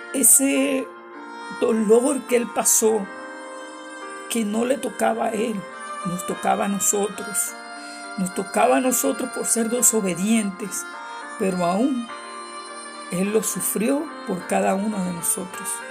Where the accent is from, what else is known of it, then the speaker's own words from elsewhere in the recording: Venezuela; moved away as an adult; now in San Antonio, United States; Soy venezolana, pero por la misericordia de nuestro Señor Jesucristo, vivo acá en San Antonio, Texas, desde hace cuatro años